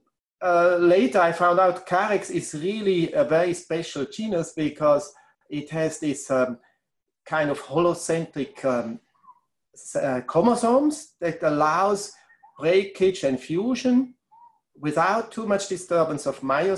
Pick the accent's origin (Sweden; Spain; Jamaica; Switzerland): Switzerland; English is a second language; moved away as an adult; also born or lived in Bangor, Wales